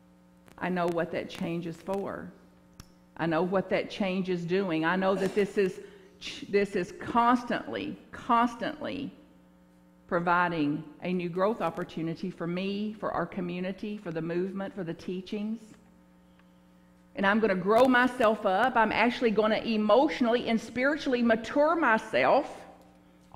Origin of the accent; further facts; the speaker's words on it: Bug Tussle, Kentucky, United States; now in San Francisco, United States; where I grew up in Bug Tussle, Kentucky.